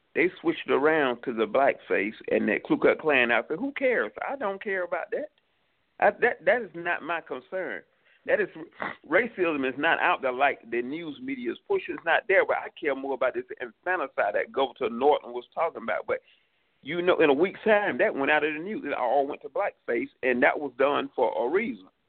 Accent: New York City, New York, United States; also born or lived in Atlanta, Georgia; I'm originally from New York. I came back to New York City.

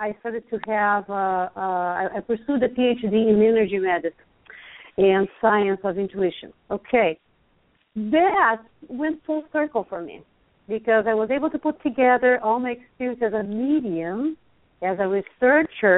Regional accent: Brazil; English is a second language; moved away as an adult; also born or lived in Hawaii, United States; now in Lawrence, United States; I'm Brazilian. You all can tell that I have an accent. But anyway, I'm from Brazil

